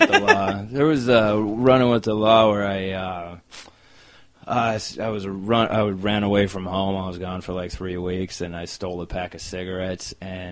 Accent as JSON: {"language": "English", "town": "Chino", "region": "California", "country": "United States", "tie": "born or raised there", "also_born_or_lived": "Anaheim, California / Orange County, California", "lives_now": "Los Angeles, United States", "said": "I was born in Anaheim, grew up in Chino"}